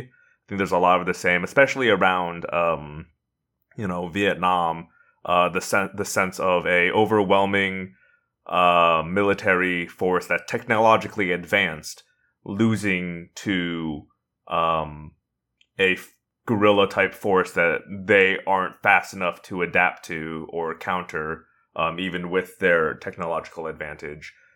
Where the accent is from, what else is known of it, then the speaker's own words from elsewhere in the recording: Indiana, United States; I'm from Indiana